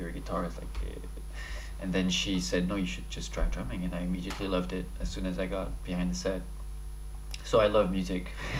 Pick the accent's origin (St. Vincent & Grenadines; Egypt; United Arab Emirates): United Arab Emirates; Dubai; also born or lived in Paris, France; So, as you said, I'm French Lebanese. I was born in Paris. I'm Lebanese parents. And I moved to Dubai when I was 6 years old.